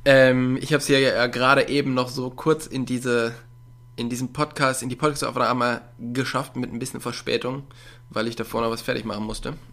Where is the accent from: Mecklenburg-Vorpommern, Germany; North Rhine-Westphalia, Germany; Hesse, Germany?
North Rhine-Westphalia, Germany; Ich komme ja aus der Nähe von Köln, aber ich bin auch überhaupt gar nicht der Karnevalstyp